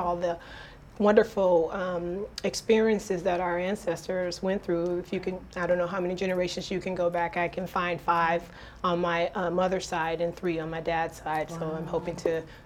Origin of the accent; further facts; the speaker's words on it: Detroit, Michigan, United States; moved away; from the Midwest, which I'm from Detroit, Michigan